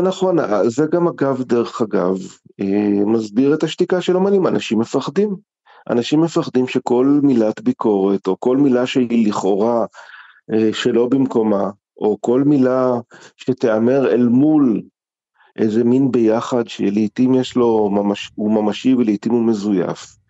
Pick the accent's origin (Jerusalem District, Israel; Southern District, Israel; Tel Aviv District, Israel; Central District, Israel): Jerusalem District, Israel; Jerusalem; גם אני גדלתי בירושלים וגם אני גדלתי בספריות